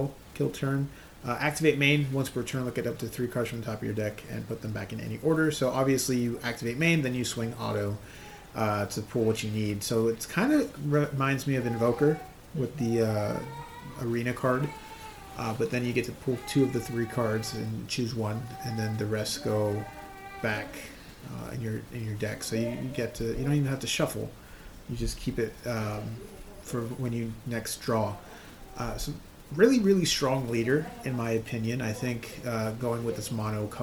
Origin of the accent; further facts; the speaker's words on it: United States; we're American